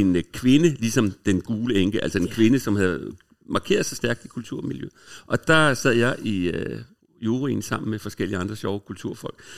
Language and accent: Danish; Copenhagen, Capital Region of Denmark, Denmark; moved away as an adult; also born or lived in Hamburg; jeg er fra Vesterbro, og boede på Vesterbros Torv, gik i skole på Frederiksberg, så hele min barndom gik jeg op igennem det nye teater